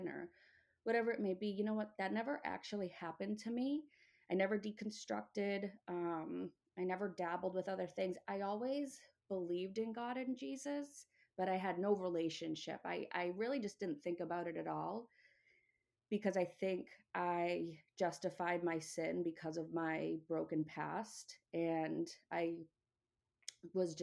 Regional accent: Massachusetts, United States; moved away as an adult; also born or lived in upstate New York; now in New York, United States; I'm originally from Massachusetts, now living in upstate New York.

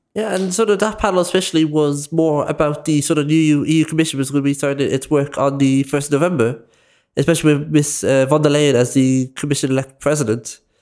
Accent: Dublin, Leinster, Ireland; I am from Clonsillan, West Dublin

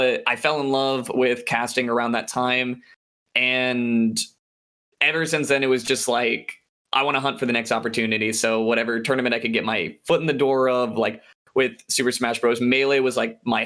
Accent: La Mirada, California, United States; SoCal native, West Coast, Best Coast. I'm from La Mirada.

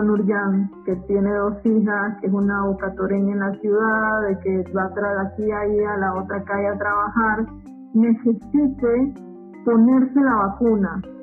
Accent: Bocas del Toro, Panama; moved away

